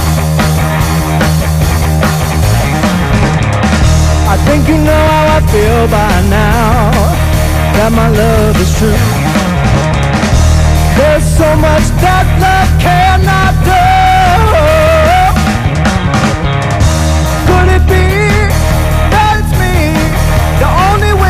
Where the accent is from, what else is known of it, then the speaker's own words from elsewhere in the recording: Tampa, Florida, United States; also born or lived in Los Angeles; we're born and raised in Tampa